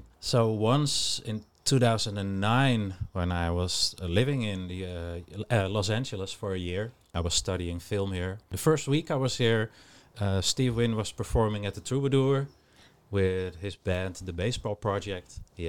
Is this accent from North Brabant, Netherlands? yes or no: no; Amsterdam, North Holland, Netherlands; Since I'm originally from Amsterdam.